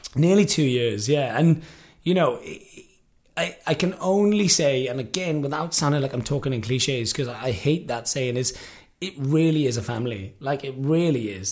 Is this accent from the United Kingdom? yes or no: yes; the Valleys, Wales, United Kingdom; also born or lived in Liverpool, England; now in Los Angeles, United States; I moved to Wales when I was three, three and a half, which is where my mum is from. I grew up in a, a small rural part of Wales, which is known as the Valleys.